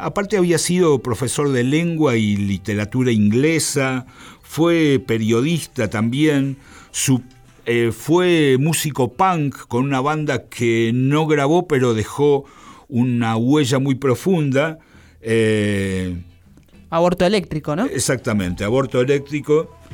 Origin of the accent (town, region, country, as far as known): Argentina